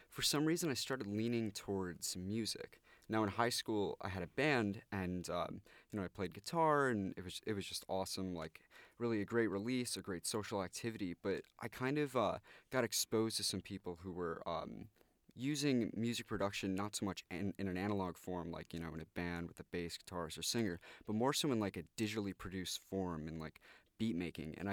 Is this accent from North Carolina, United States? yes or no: no; New York, United States; I'm actually from Westchester County myself, so uh, it was nice to come from the suburb to a nice big city